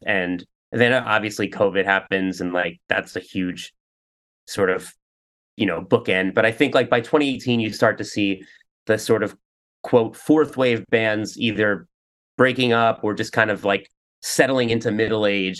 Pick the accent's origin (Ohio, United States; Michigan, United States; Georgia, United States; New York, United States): New York, United States; also born or lived in Ridgewood, Queens; I grew up in New York, but um, out, outside of the city